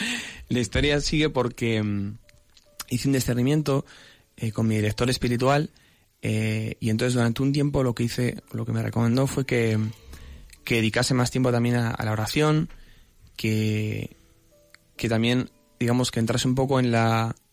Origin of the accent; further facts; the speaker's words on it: Salamanca, Castile and León, Spain; moved away as an adult; now in Madrid, Spain; soy natural de Salamanca, que es una tierra preciosa, pero llevo ya unos cuantos aquí afincado en Madrid